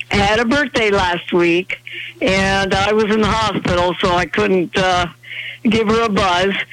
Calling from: Lincoln, Nebraska, United States; from Lincoln, Nebraska

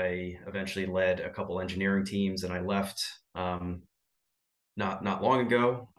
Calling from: Pennsylvania, United States

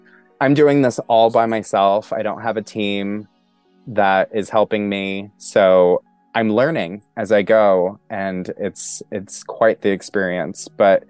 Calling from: Pennsylvania, United States; First off, I am coming from Pennsylvania, which is the land of the original people, the indigenous people of the land of the Lenape.

